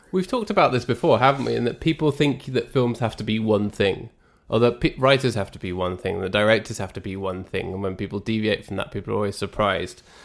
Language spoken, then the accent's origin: English; England, United Kingdom; I'm English